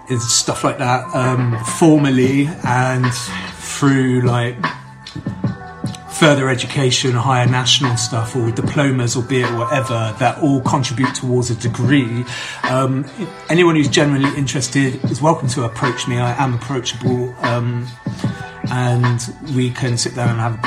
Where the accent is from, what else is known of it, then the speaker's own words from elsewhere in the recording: Bath, South West England, United Kingdom; here in Bath, my hometown